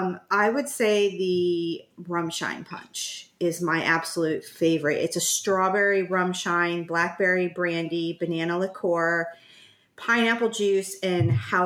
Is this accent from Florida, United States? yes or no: yes; Florida, United States; being like Floridian roots, I was born in Florida, grew up on Southern cooking.